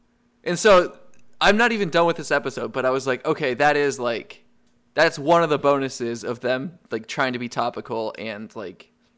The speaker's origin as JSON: {"language": "English", "region": "New England", "country": "United States", "said": "I'm from New England"}